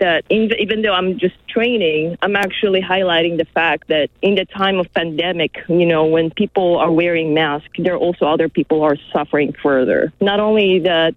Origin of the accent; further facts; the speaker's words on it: Philippines; now in Los Angeles, United States; I grew up in the Philippines